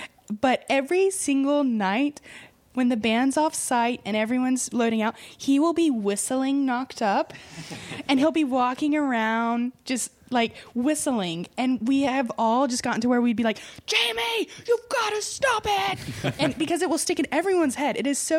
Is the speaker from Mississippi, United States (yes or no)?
yes; Mississippi, United States; moved away; also born or lived in New York City; I'm originally from Mississippi. Oh, okay. I grew up on a farm outside of Memphis